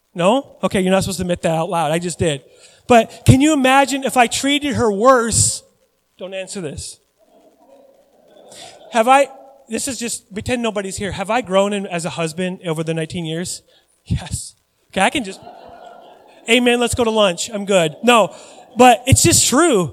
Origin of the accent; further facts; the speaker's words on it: Puyallup, Washington, United States; moved away; I grew up in Puyallup, Washington